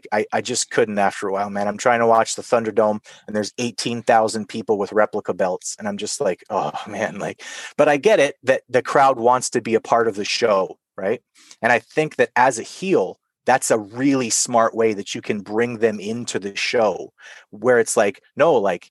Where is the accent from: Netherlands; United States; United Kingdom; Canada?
Canada; I'm Canadian